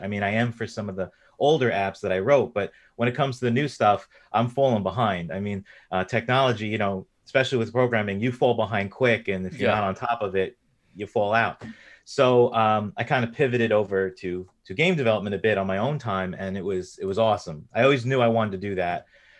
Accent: New York, United States; I'm from the East Coast in the United States. So I grew up in New York.

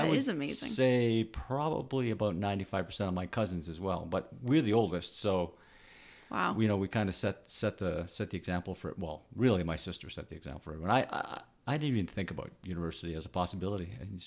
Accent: Canada; born there; I grew up with a little bit of an accent because my parents had an accent, even though I was born in Canada.

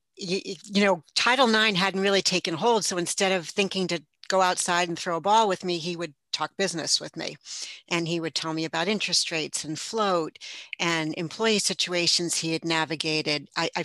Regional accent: northern New Jersey, United States; also born or lived in Brooklyn, New York; I grew up in the New York area. I was born in Brooklyn, and just before I was ready for kindergarten, we moved out to the northern New Jersey area.

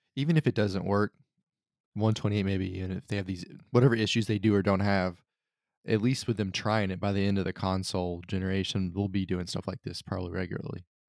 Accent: United States; as an American

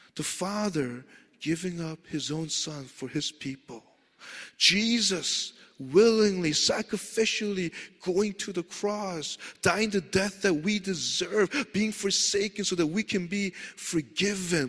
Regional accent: New York City, New York, United States; moved away; I grew up in Queens

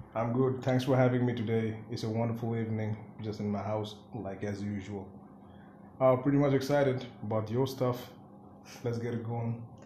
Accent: Siliguri, West Bengal, India; first language Bengali; English is a second language; I'm from Siliguri

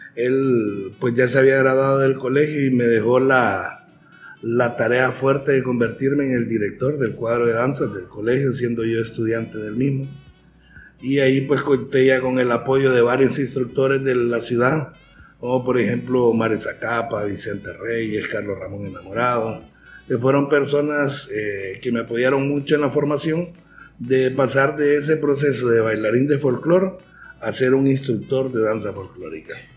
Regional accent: San Pedro Sula, Cortés, Honduras; born or raised there; also born or lived in Tegucigalpa

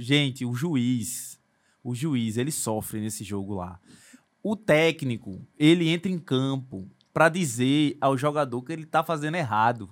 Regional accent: Recife, Pernambuco, Brazil; eu fui crescido nascido e criado no Ibura de Baixo ali, perto da linha do trem, perto do aeroporto

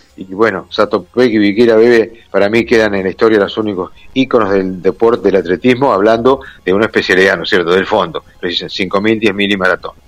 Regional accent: Monte Grande, Buenos Aires Province, Argentina; soy de Monte Grande

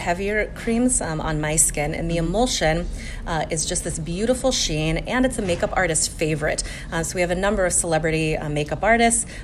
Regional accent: Colorado, United States; I'm from Colorado, and so it's also very dry there

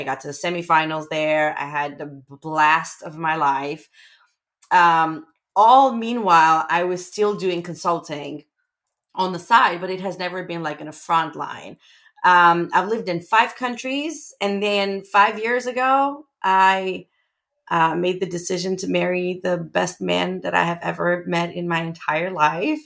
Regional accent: Armenia; moved away as an adult; now in San Diego, United States; I'm originally from Armenia. That's what I've been born, raised, lived my whole life, had my first 2 degrees

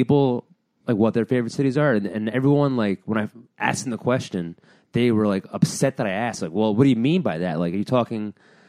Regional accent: Hillsdale, California, United States; where I grew up in Hillsdale, it's literally called Hillsdale, it's very hilly.

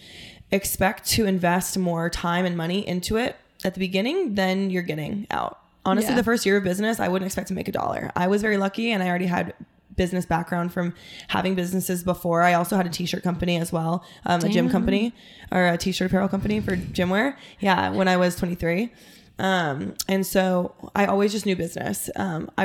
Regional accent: Alaska, United States; moved away as an adult; also born or lived in Los Angeles; now in Scottsdale, United States; I'm from Alaska. It's a small town.

